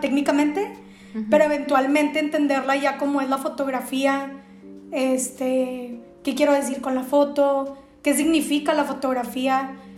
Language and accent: Spanish; Mexico